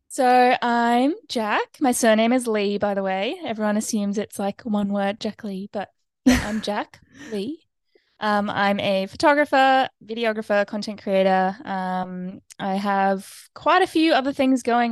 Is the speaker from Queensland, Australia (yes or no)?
yes; Brisbane, Queensland, Australia; also born or lived in United States; now in Noosa, Australia; grew up in Brisbane, um, and lived there until I was eighteen